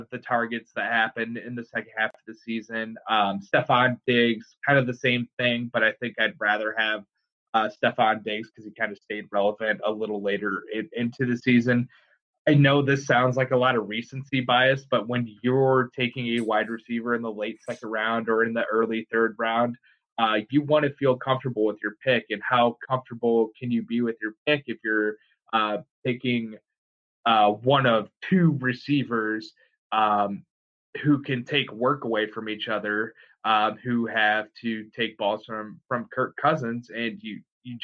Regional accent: Iowa, United States; He played in my home state, even though I'm a Hawkeye fan.

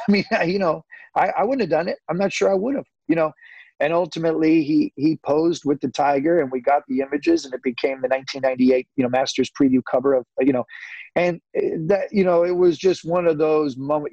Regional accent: Santa Rosa, California, United States; I'm a kid from Santa Rosa

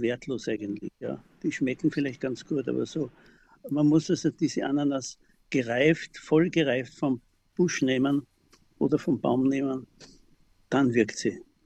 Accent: Klosterneuburg, Lower Austria, Austria; ich wohne ja seitdem ich geboren bin in Klosterneuburg im Haus meines Großvaters

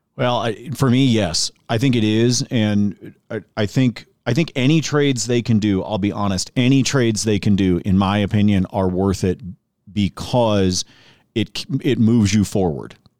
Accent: Oregon, United States; moved away; I grew up in Oregon, and I was working in radio in Portland

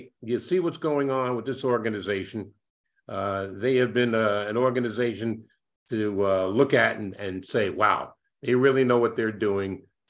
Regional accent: New York City, New York, United States; moved away as an adult; also born or lived in Milwaukee / Boston; I was born and raised in the New York metropolitan area

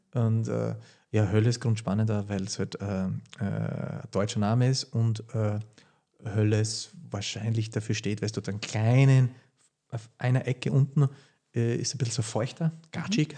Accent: Horitschon, Burgenland, Austria; also born or lived in Hungary; Wir sitzen jetzt da gerade in dem Haus, wo ich aufgewachsen bin. Und äh, ja, die gemischte Landwirtschaft Burgenland

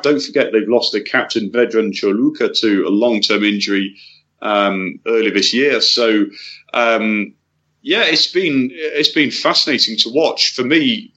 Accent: England, United Kingdom; as an Englishman

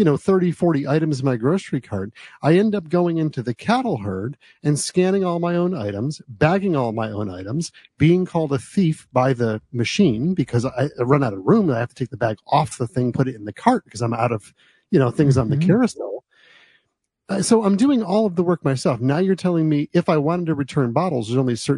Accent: United States; also born or lived in New Jersey; now in Michigan, United States; where I grew up in New York and New Jersey

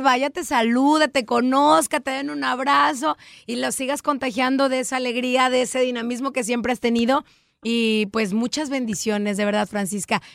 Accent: Mexico; en México utilizamos mucho el de que andar con lobos, aullar se enseña

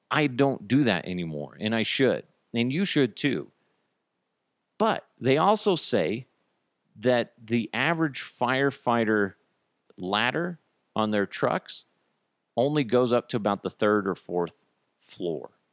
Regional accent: United States; I'm, I'm American

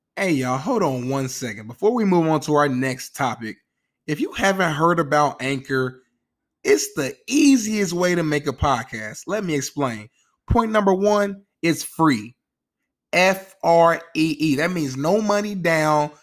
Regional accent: Indianapolis, Indiana, United States; I'm from Nap Town, which means go. I'm an Indianapolis Colts fan

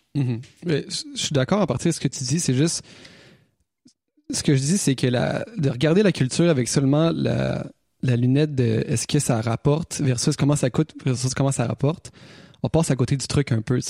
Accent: Quebec City, Quebec, Canada; nous autres on vient de Québec

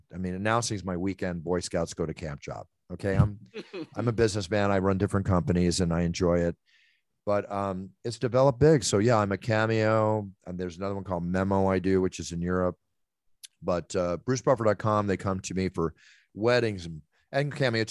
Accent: Philadelphia, Pennsylvania, United States; moved away; Philadelphia is my hometown

